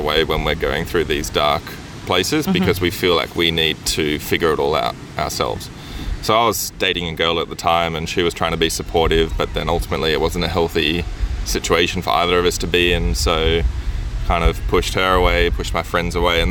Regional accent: Brisbane, Queensland, Australia; moved away as an adult; also born or lived in England; I grew up in Brisbane in Australia.

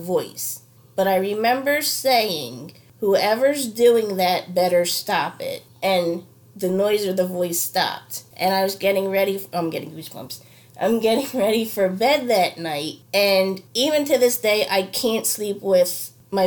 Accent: Delaware County, Pennsylvania, United States; I'm from Delco, Delaware County

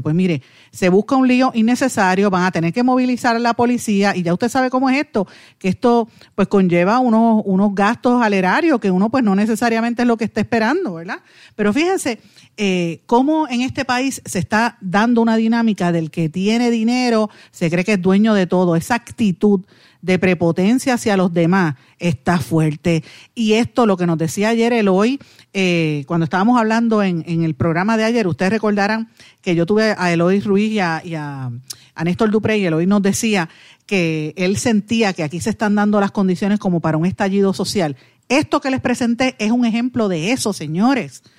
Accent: Guaynabo, Puerto Rico; de mi pueblo de Guainabo, mi ex vecino Ángel Pérez, y digo ex vecino porque cuando éramos niños nos criamos prácticamente en la misma, en la misma zona

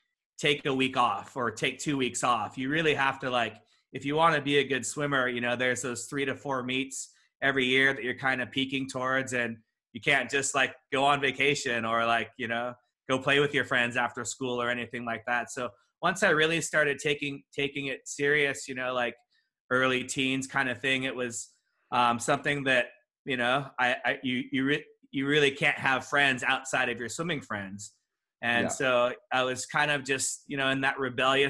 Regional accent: Walnut, California, United States; I grew up inland in a little town called Walnut.

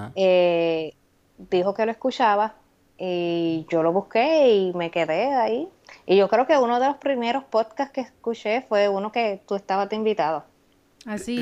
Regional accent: Humacao, Puerto Rico; moved away as an adult; now in United States; Yo soy de Humacao, eso es el campo

